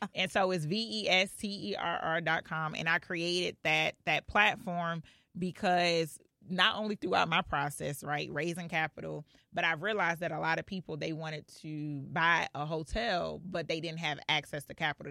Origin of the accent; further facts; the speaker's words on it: Clayton County, Georgia, United States; also born or lived in Philadelphia, Pennsylvania; I was actually raised in Clayton County